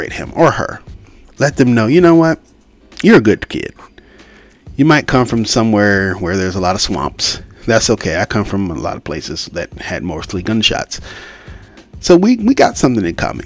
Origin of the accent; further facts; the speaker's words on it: United States; I'm not British. I'm American.